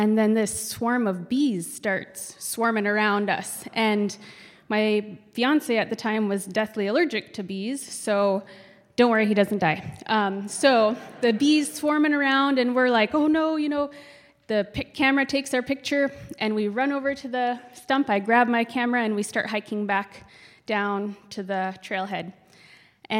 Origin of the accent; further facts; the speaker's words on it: Kotzebue, Alaska, United States; moved away; also born or lived in Fairbanks, Alaska; we went to my hometown to make money to work